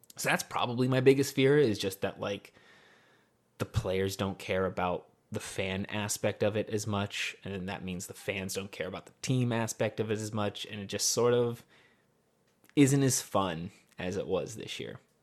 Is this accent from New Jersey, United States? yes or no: no; Northern California, United States; I'm from Northern California. I am Mexican.